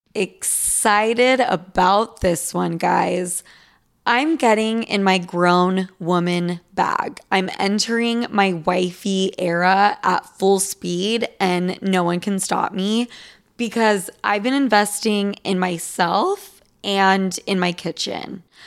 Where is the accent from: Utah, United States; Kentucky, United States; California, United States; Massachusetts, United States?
Utah, United States; Salt Lake City; now in New York, United States; I grew up in Salt Lake City, Utah